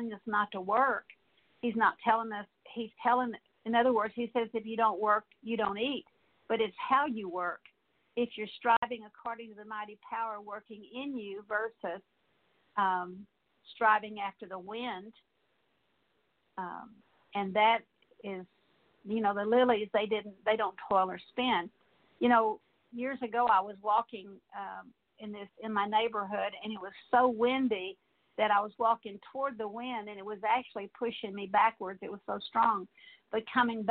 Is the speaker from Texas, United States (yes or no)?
yes; San Antonio, Texas, United States; I grew up in San Antonio, Texas, and I didn't see beautiful birds like we have in East Texas